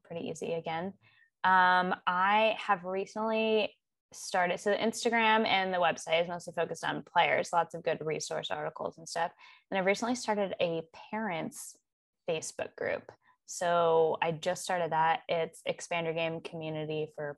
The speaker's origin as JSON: {"language": "English", "town": "Seattle", "region": "Washington", "country": "United States", "moved": "yes", "said": "I'm from Seattle"}